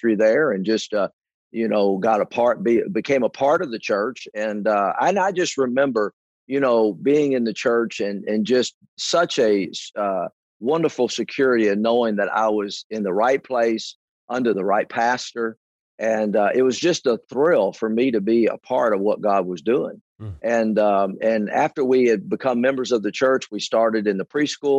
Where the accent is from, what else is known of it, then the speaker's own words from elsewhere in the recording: Indiana, United States; moved away as an adult; now in Georgetown, United States; went back to Indiana, where I primarily grew up